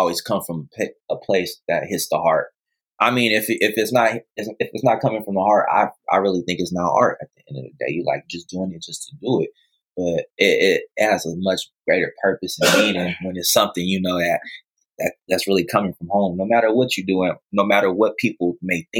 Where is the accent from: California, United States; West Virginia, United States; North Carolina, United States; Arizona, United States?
California, United States; Pittsburg; also born or lived in Oakland, California; I grew up in Pittsburgh, California